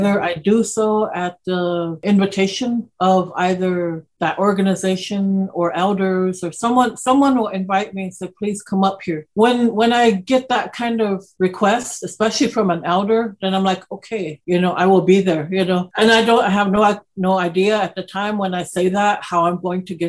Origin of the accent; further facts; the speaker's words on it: Lincoln, Nebraska, United States; also born or lived in Omaha Indian Reservation, Nebraska; I was born here in Lincoln and spent well over half my life here in Lincoln living. And then I would say the other half has been predominantly on the Omaha Indian Reservation